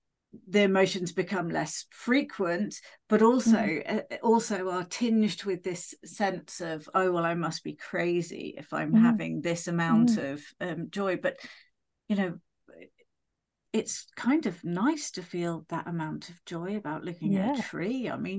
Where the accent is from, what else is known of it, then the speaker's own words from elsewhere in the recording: United Kingdom; we're British.